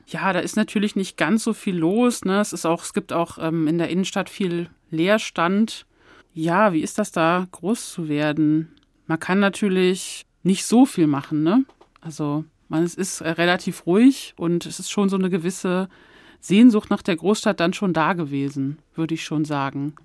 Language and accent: German; Hann. Münden, Lower Saxony, Germany; moved away as an adult; also born or lived in Hamburg; now in Frankfurt, Germany; diese meine Heimatstadt